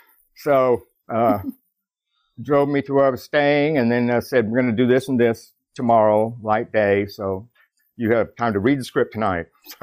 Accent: Texas, United States; I'm from Texas, too, by the way.

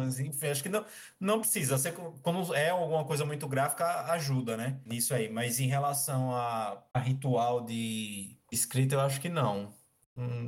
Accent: Maceió, Alagoas, Brazil; now in Marechal Deodoro, Brazil; eu sou de Maceió, Alagoas, mas é, há dois anos eu moro em Marechal Deodoro, que é litoral sul, região metropolitana de Maceió

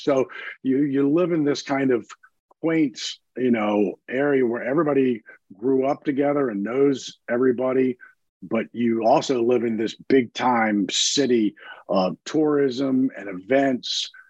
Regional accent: D.C., Northern Virginia, United States; moved away as an adult; now in New Orleans, United States; as a kid, I grew up in right outside of Washington, D.C. in Northern Virginia

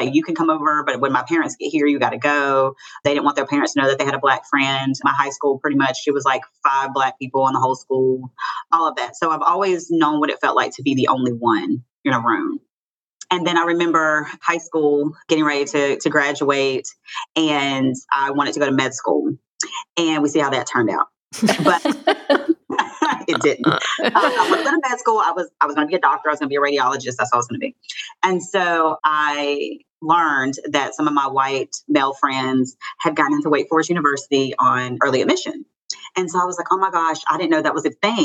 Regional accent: Hickory, North Carolina, United States; I'm from Hickory, North Carolina, born and raised

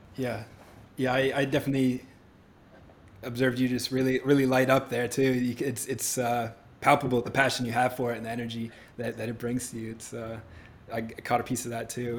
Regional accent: New Hampshire, United States; growing up in New Hampshire, it was frigid

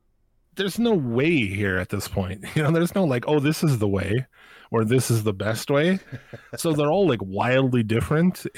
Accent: United States; since I'm from America.

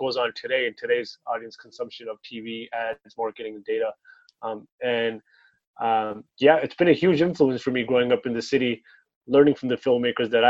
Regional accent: Toronto, Ontario, Canada; born and raised in Toronto, Gene and Weston

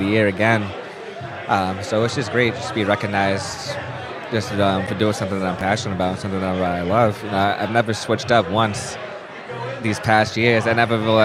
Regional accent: Quincy, Massachusetts, United States; my hometown of Quincy, Mass.

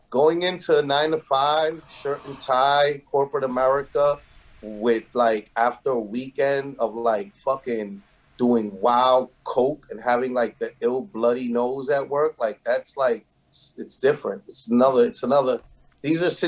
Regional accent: Philadelphia, Pennsylvania, United States; Yo, I was from I was from Broad Street, yo. Know what I mean? Philly. Yeah. Broad Street.

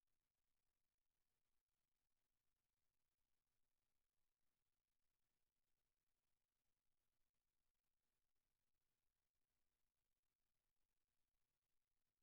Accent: Australia; we're obviously Australian

